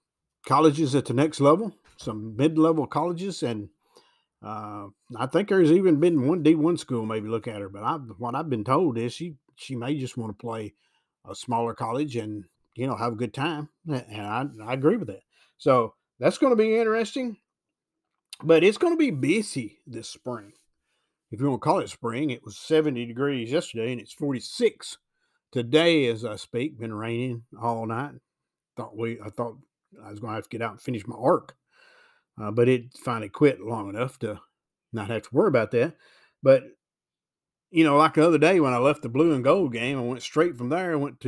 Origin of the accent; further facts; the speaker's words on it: Tennessee, United States; Also, I'm from Weakley County, McKenzie's in Carroll County, but parts of McKenzie are in Weakley County, believe that or not.